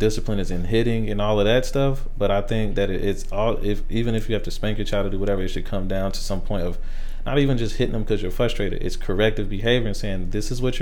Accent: Dayton, Ohio, United States; also born or lived in South Carolina; we grew up in Five Oaks, mostly in Dayton. So we grew up there. I seen crazy stuff. I grew up in the projects in South Carolina

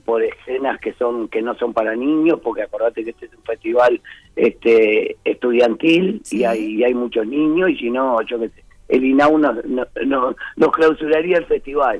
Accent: Uruguay; somos, somos uruguayos

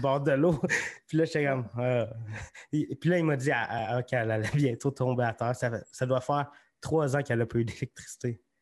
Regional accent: Magog, Quebec, Canada; now in Sherbrooke, Canada; je viens de Magog.

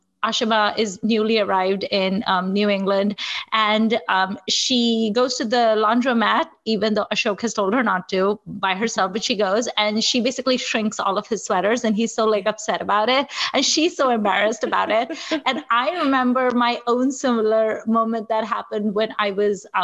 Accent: Nigeria; now in United States; I'm also like a person of Indian heritage who didn't grow up in India. I grew up in Nigeria

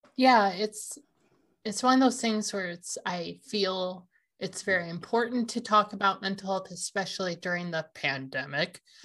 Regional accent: Washington, United States; we're from here

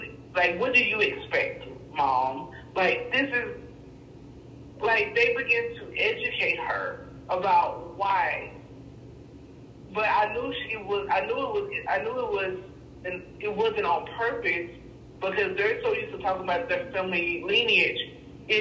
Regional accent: Texas, United States; moved away as an adult; now in Ontario, Canada; I was born and raised in Texas

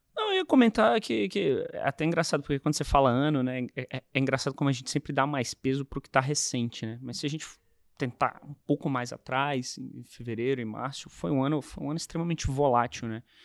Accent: Brasília, Federal District, Brazil; eu sou de Brasília

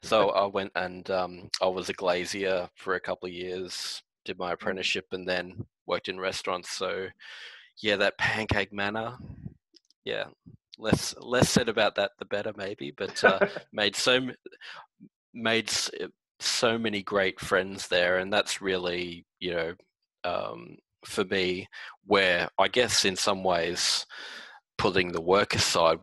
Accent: Wellington Point, Queensland, Australia; we lived on a 5-acre property in Wellington Point, and my neighbor had a worm farm, and I used to go work for him

